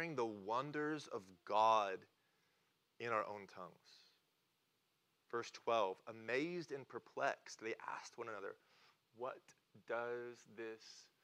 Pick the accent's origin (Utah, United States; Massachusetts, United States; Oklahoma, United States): Oklahoma, United States; I'm from Oklahoma.